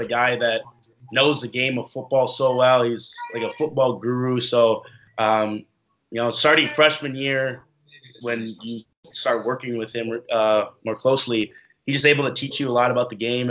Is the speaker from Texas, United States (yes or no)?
no; Minneapolis, Minnesota, United States; moved away as an adult; now in New Jersey, United States; I'm been born and raised in Minneapolis, Minnesota. I lived there all my life